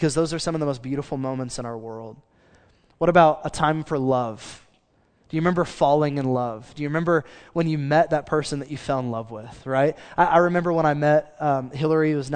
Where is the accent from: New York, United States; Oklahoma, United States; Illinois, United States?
Oklahoma, United States; Choctaw; I grew up in Choctaw, which is as country as it sounds